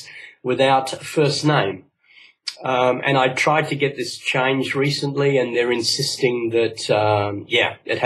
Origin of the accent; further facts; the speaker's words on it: Australia; Both my parents are from Cyprus, and but I grew up in Australia